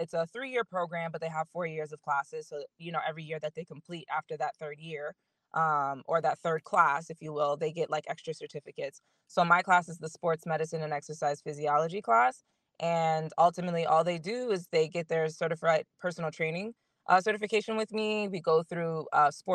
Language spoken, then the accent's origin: English; Florida, United States; also born or lived in Miami; I moved back home from Miami.